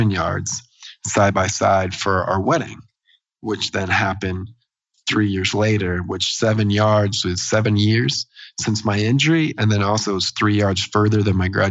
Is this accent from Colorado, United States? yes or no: no; Des Moines, Iowa, United States; my hometown in Des Moines, Iowa